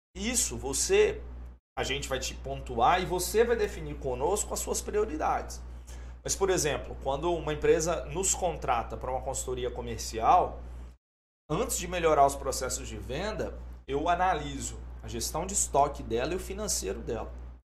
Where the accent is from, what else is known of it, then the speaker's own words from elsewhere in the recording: Governador Valadares, Minas Gerais, Brazil; eu sou de Valadares